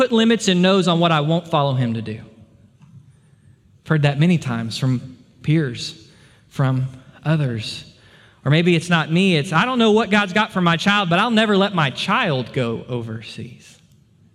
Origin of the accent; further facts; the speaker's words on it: United States; we as American believers